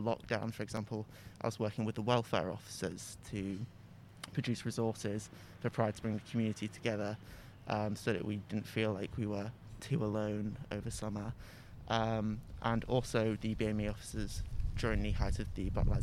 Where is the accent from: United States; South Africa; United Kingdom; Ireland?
United Kingdom; Southport, North West England; I'm from Southport, which is a town near Liverpool